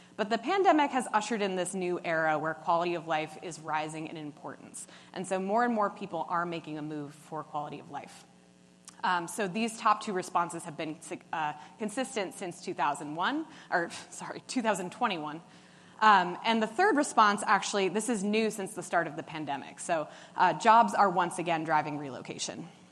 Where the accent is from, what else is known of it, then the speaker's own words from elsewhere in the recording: New York City, New York, United States; I'm from New York City.